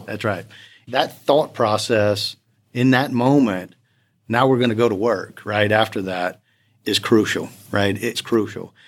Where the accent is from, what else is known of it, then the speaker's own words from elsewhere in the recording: Lafayette, Louisiana, United States; I'm from Lafayette, Louisiana, born and raised there.